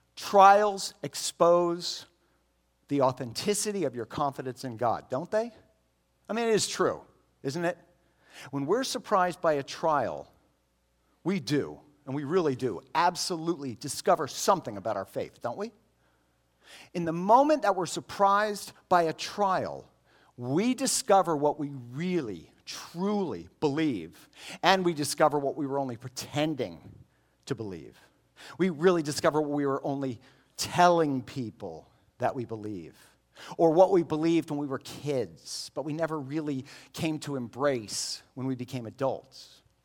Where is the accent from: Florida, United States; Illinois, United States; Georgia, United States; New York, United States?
Florida, United States; Miami; I grew up in Miami